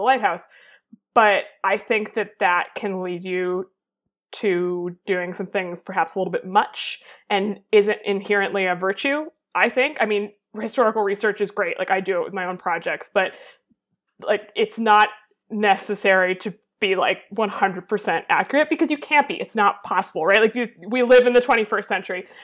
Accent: Boston, Massachusetts, United States; I learned about literally every single year in school until I was probably 14 because I am from Massachusetts

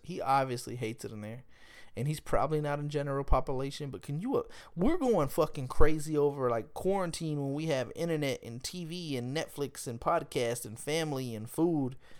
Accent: Smithville, Texas, United States; I'm from Smithville, Texas, man. Smithville, Texas, man. We have about thirty-five hundred people in the whole town.

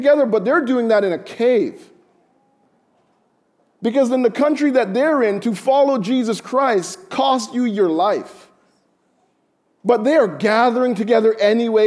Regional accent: Jamaica; I'm Jamaican

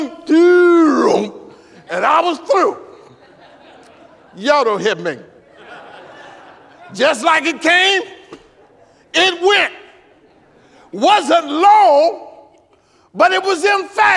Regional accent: El Dorado, Arkansas, United States; I'm from El Dorado, Arkansas. El Dorado High School, class of 72

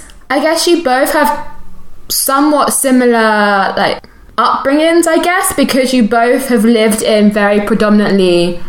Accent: London, United Kingdom; I grew up around a lot of black people, because I grew up in South London, then I moved to East London, and in my school there were loads of like people from Caribbean heritage, African heritage

